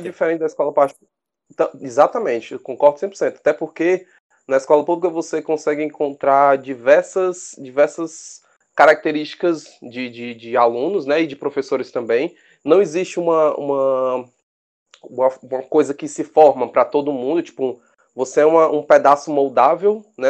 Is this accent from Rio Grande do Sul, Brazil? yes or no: no; Fortaleza, Ceará, Brazil; nascido e criado aqui em Fortaleza, no Ceará